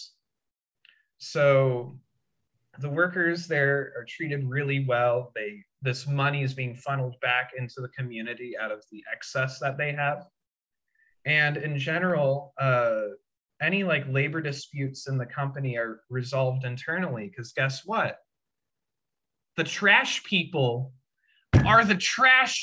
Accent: Indiana, United States; moved away as an adult; now in San Francisco, United States; my hometown in Indiana

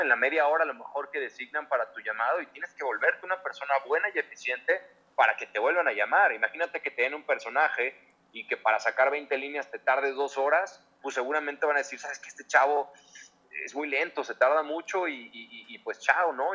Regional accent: Mexico City, Mexico; moved away as an adult; also born or lived in Miami, United States; soy chilango

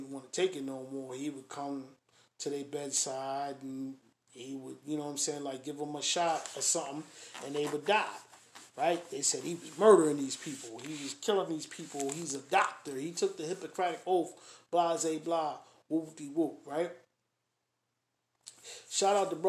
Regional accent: Springfield, Massachusetts, United States; I grew up in Springfield.

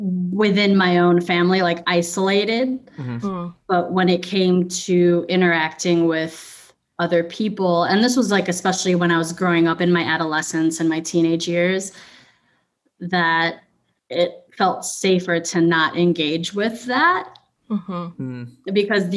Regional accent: Philippines; it was kind of melding my two worlds of me as a musician and then me as a business owner and me as a Filipino, all those things.

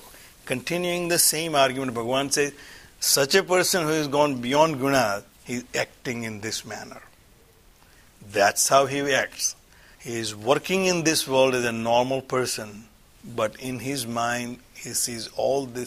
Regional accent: India; moved away; I grew up in India

